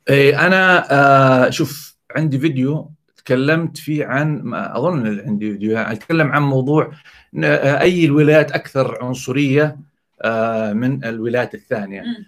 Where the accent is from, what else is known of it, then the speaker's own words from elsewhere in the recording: Saudi Arabia; عندنا في السعوديه